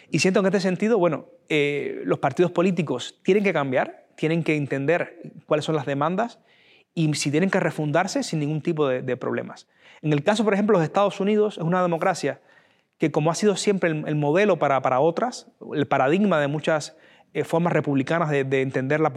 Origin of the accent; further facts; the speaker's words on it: Spain; persona que sencillamente piensa diferente a mí o tiene una visión de España diferente a mí pero sigue siendo tan español como yo.